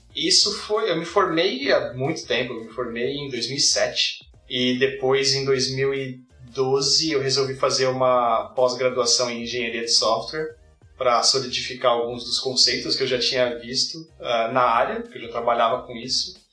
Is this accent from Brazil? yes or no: yes; São Paulo, Brazil; moved away as an adult; now in Canada; eu sou de São Paulo, me mudei para o Canadá há sete anos atrás